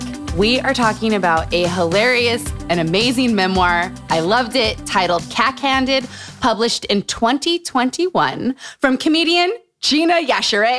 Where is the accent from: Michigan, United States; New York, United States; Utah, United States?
Utah, United States; Growing up in Utah.